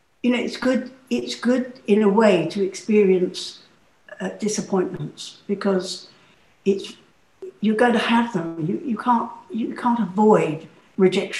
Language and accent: English; London, United Kingdom; moved away as an adult; And I am a Londoner. I was born in London. I was born in Kentish Town. So I longed to be back in my hometown.